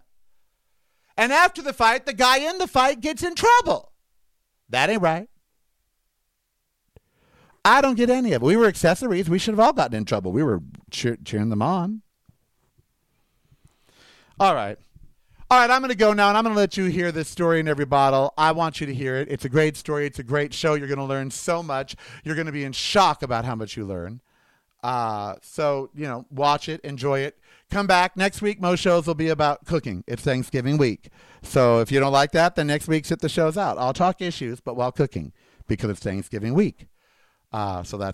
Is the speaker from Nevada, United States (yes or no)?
yes; Las Vegas, Nevada, United States; we are in my hometown of Las Vegas, Nevada.